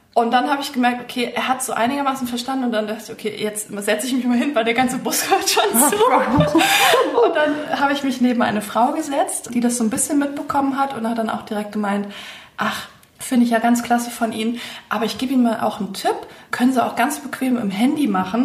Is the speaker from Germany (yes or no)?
yes; Bad Kreuznach, Rhineland-Palatinate, Germany; moved away as an adult; now in Mainz, Germany; ursprünglich bin ich eine gebürtige Kreiznacherin